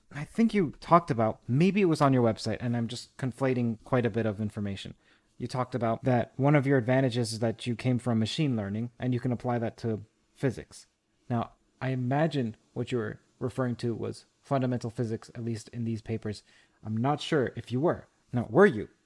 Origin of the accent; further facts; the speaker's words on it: Toronto, Ontario, Canada; from U of T, my hometown, my bailiwick